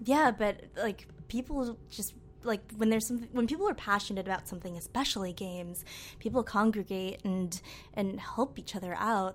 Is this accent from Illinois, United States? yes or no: no; Amherst, Massachusetts, United States; now in New York, United States; I grew up in Amherst, Massachusetts, which is a really small liberal town in Western Mass